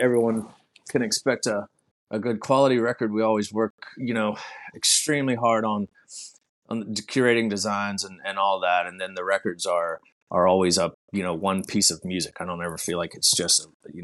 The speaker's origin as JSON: {"language": "English", "area": "New Orleans, Baton Rouge", "region": "Louisiana", "country": "United States", "said": "we're from New Orleans, Baton Rouge, like those pretty much like sister cities here"}